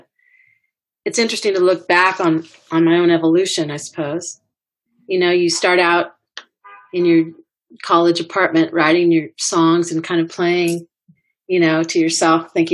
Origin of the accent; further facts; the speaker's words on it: California, United States; moved away; also born or lived in Nashville; I grew up in California, but I hadn't lived here for a long time.